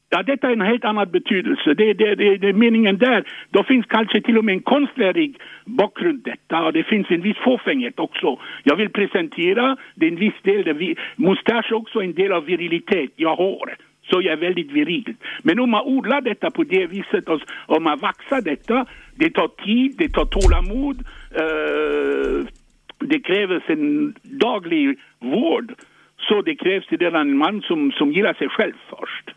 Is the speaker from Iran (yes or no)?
no; France; now in Sweden; jag är född i Frankrike